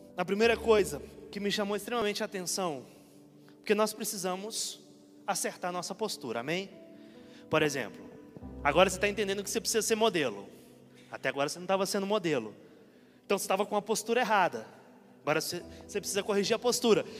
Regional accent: Minas Gerais, Brazil; moved away; Fui para Minas Gerais outro dia, fui pregar lá na minha cidade

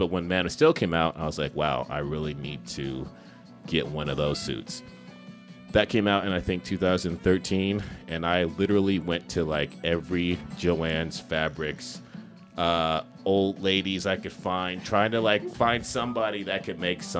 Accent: Los Angeles, California, United States; No, I'm from Los Angeles. Seattle is just somewhere that I've always wanted to live and experience.

